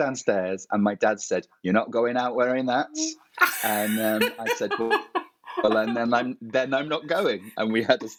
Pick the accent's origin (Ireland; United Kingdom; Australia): United Kingdom; Matlock, East Midlands; I'm from Matlock